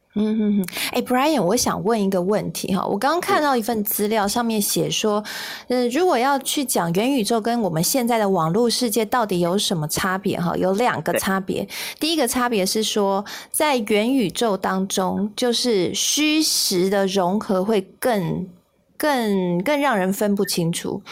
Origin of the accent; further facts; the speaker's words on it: Kaohsiung, Taiwan; 我自己是男子的小朋友啦哈，我是小，应该说我是男子出生的小孩。那其实炼油厂也在我的老家附近